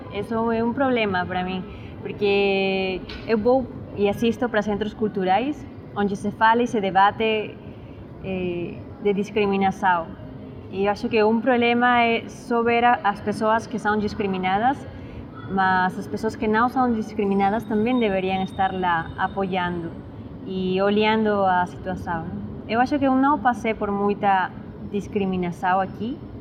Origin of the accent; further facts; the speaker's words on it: Lima, Peru; Portuguese is a second language; moved away as an adult; now in São Paulo, Brazil; eu sou peruana, nasci em Lima, a capital de Peru, e faz cinco anos que moro e estudo em São Paulo. Em eh, Peru, eu estudei numa escola privada